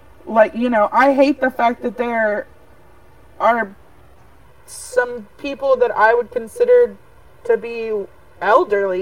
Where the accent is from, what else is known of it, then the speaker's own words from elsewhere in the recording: Texas, United States; I grew up in Texas